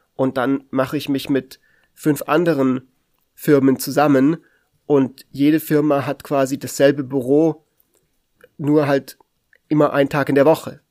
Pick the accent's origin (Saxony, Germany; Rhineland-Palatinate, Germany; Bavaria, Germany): Bavaria, Germany; Munich; hier in meiner Heimatstadt, in München